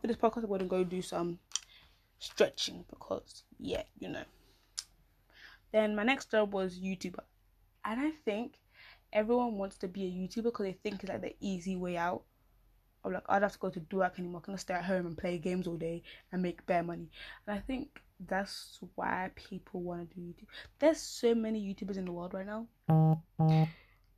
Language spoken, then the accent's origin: English; United Kingdom; I'm so British.